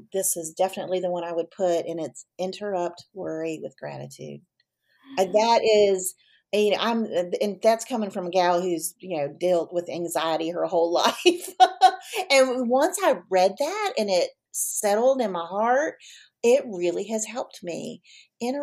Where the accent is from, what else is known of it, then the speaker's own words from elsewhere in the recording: Virginia Beach, Virginia, United States; I grew up in Virginia Beach